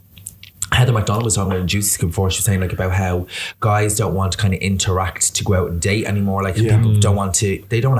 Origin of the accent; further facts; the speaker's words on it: Dublin, Leinster, Ireland; I'm from Dublin